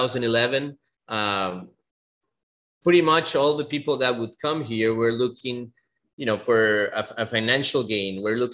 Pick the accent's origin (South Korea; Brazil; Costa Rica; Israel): Costa Rica; San José; now in Guanacaste, Costa Rica; I'm from the city, I'm from San Jose. I've just been living in Guanacaste for a long time.